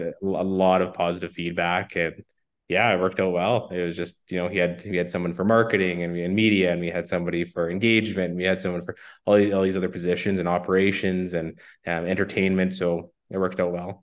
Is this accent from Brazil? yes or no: no; Saskatoon, Saskatchewan, Canada; I was born and raised in Saskatoon